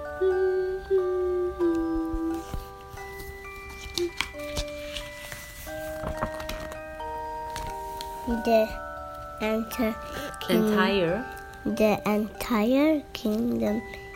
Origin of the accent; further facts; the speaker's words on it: Jakarta, Indonesia; my Jakarta, my hometown